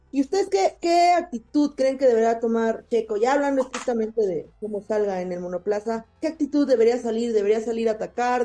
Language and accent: Spanish; Mexico; cómo somos los mexicanos